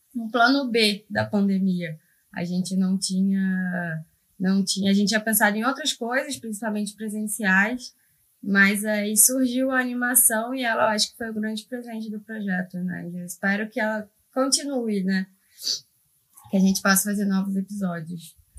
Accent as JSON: {"language": "Portuguese", "region": "Rio de Janeiro", "country": "Brazil", "said": "eu sou do Rio"}